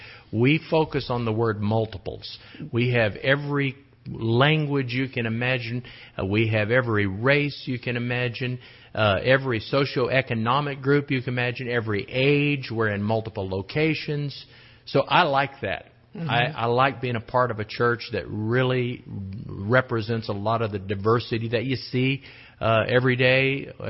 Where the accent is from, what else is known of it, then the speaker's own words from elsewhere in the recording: Fairbanks, Alaska, United States; also born or lived in Midwest; now in Austin, United States; I'm from Fairbanks, Alaska, and the rumors are true. It was cold.